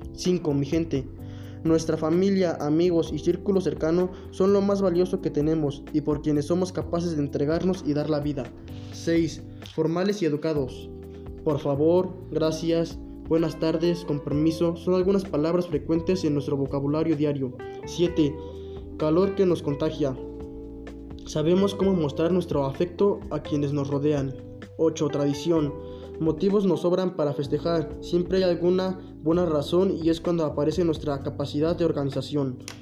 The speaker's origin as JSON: {"language": "Spanish", "country": "Mexico", "said": "nos identifican como mexicanos"}